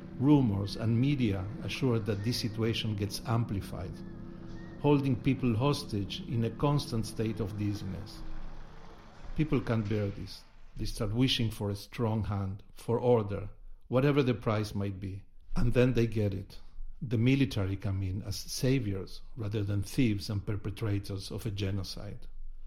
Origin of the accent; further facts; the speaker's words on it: Argentina; growing up in Argentina in the mid-70s